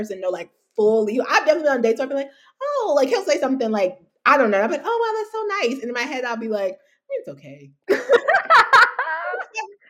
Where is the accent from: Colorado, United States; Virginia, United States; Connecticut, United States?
Virginia, United States; Hampton; also born or lived in New York; I was born in New York. I was raised in Hampton, Virginia